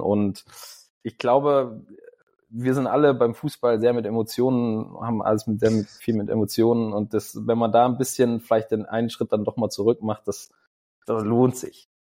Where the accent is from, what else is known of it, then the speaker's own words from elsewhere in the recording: near Kassel, Hesse, Germany; now in Wolfsburg, Germany; ich komme aus Hessen, das heißt, ich komme aus mhm. Kassel in der Nähe